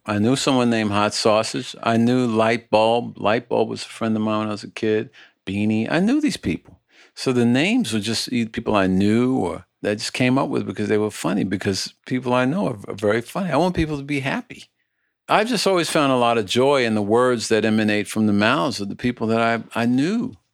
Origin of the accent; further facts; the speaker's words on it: New York City, New York, United States; the housing projects where I was born in Red Hook, Brooklyn